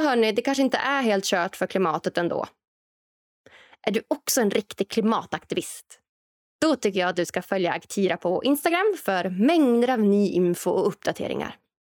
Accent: Norrland, Sweden; framtidslandet Norrland, där jag kommer ifrån

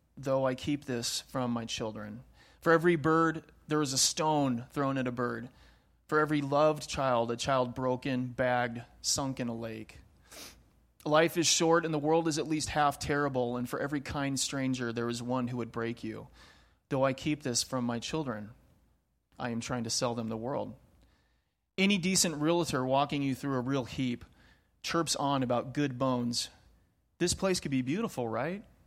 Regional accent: Pacific Northwest, United States; moved away; I grew up in the Pacific Northwest, um, the true Pacific Northwest. So, Seattle, Portland, over on that side of the mountains

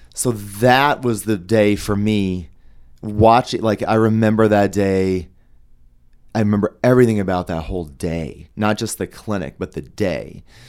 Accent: Denver, Colorado, United States; I'm from Denver.

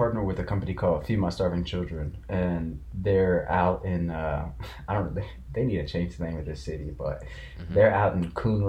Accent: Ethiopia; I'm from Ethiopia.

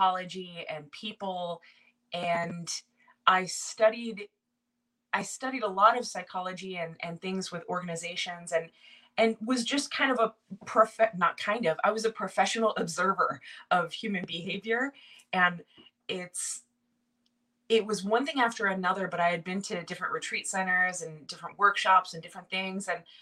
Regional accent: Silicon Valley, Bay Area, California, United States; moved away as an adult; also born or lived in upstate New York; now in New York, United States; I'm from Silicon Valley in the Bay Area, just south of San Francisco

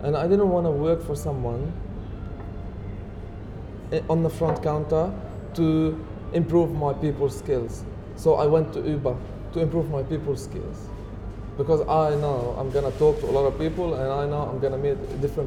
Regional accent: Lebanon; English is a second language; moved away; I'm from Lebanon.

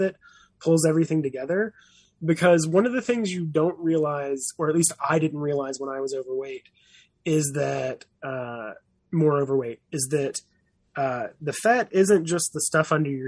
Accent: the South, United States; also born or lived in San Diego; now in Boston, United States; I was raised on Southern food

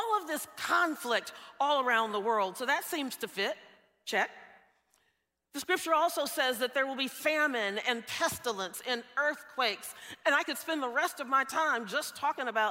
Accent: the South, United States; moved away; I grew up in the South. I grew up in what's known as Tornado Alley

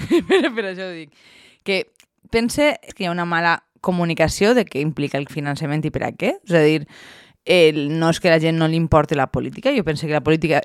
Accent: Valencian Community, Spain; com a bons valencians

